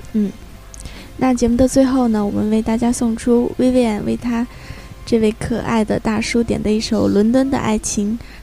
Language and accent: Chinese; China; now in Australia; 我小的时候在那个国内的时候